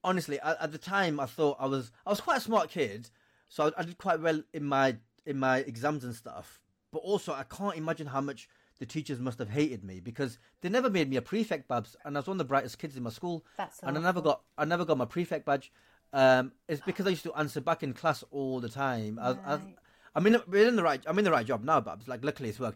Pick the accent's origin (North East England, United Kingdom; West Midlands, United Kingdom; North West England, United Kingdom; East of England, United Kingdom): North West England, United Kingdom; Blackburn; moved away as an adult; my life growing up in Blackburn in the 90s